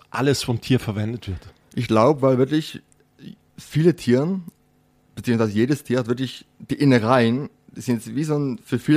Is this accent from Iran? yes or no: no; Netherlands; also born or lived in Switzerland; now in Germany; ich bin geborener Holländer, äh, habe jetzt zehn Jahre in der Schweiz gewohnt und jetzt mittlerweile in Deutschland. Und ja, so ein Name kommt aus Holland.